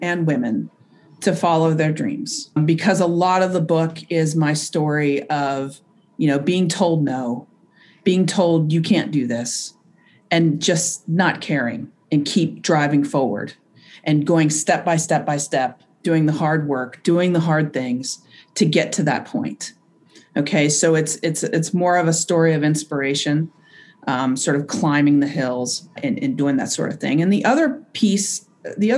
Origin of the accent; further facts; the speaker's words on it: Kentucky, United States; moved away as an adult; I grew up in Kentucky, where everybody was pretty much the same